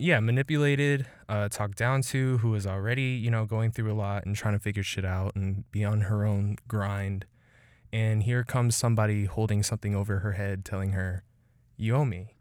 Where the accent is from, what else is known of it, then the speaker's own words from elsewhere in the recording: Killeen, Texas, United States; This is all my city, two five four